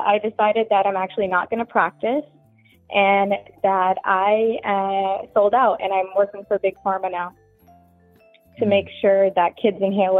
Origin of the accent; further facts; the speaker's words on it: New York, United States; moved away as an adult; now in New Jersey, United States; I grew up in New York, but I just moved to Jersey in May.